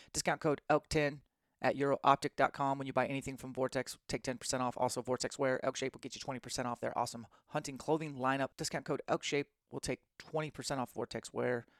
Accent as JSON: {"language": "English", "town": "Spokane", "region": "Washington", "country": "United States", "tie": "born or raised there", "said": "Spokane, my hometown"}